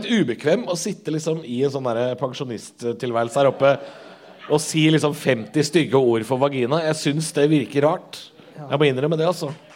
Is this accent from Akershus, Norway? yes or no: no; Drammen, Buskerud, Norway; Jeg er jo fra Drammen.